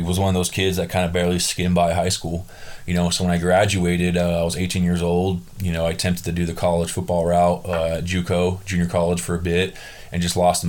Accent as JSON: {"language": "English", "region": "Southern California", "country": "United States", "also_born_or_lived": "Burbank, California", "said": "I'm from Southern California"}